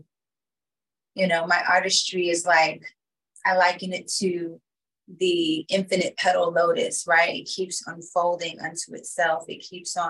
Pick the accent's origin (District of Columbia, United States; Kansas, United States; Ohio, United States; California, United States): District of Columbia, United States; Washington; come from Washington, D.C. So when I grew up, it was the murder capital.